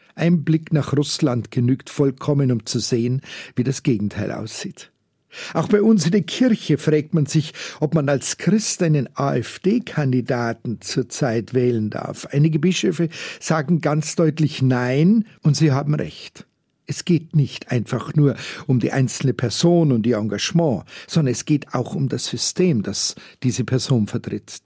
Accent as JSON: {"language": "German", "town": "Munich", "region": "Bavaria", "country": "Germany", "said": "Ich bin halt ein echter Münchner und hier bekannt wie ein bunter Hund."}